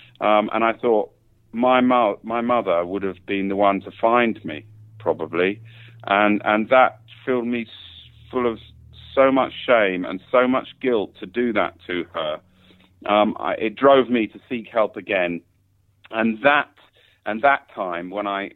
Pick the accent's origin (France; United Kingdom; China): United Kingdom; London; moved away as an adult; now in Thailand; I'm from England, London, England